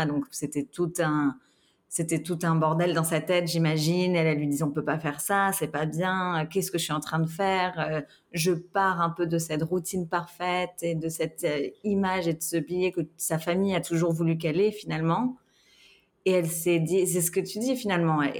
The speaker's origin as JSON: {"language": "French", "country": "France", "tie": "born or raised there", "said": "j'ai grandi en France, pas en Suisse"}